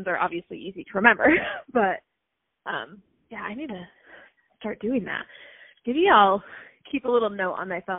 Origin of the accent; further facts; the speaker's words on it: Utah, United States; also born or lived in Draper, Utah; I live here in Draper, Utah. Grew up in Utah my whole life